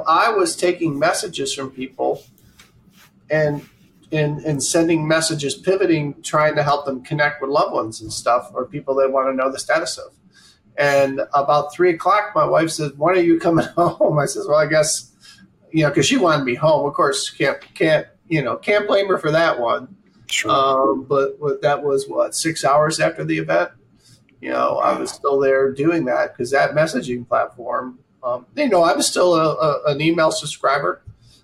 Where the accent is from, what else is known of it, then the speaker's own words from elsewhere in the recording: Oswego, New York, United States; growing up in Oswego, New York, which we just talked about, way upstate New York, 160 inches of snow a year.